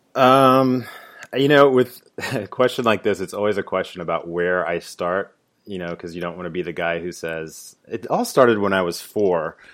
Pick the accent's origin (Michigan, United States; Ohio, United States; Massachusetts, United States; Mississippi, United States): Ohio, United States; Dayton; moved away as an adult; also born or lived in Washington D.C.; moved back to my hometown in Dayton, Ohio